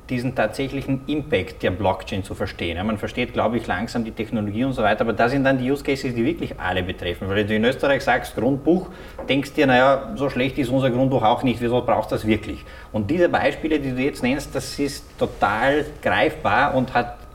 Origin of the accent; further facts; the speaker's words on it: Slovenia; Ich komme, selber aus Slowenien.